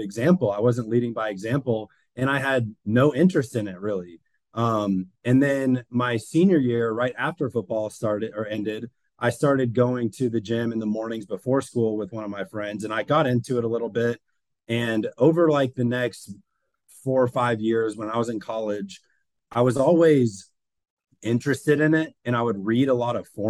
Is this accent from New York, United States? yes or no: no; Forsyth County, north of Atlanta, Georgia, United States; I'm from Forsyth County, which is about 30 minutes north of Atlanta. And we moved there, I think in 1996 or seven, and I was like 4 years old